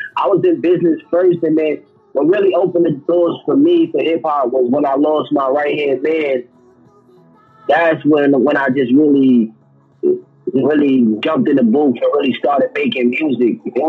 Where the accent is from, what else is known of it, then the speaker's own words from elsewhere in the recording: New York City, New York, United States; growing up in Queens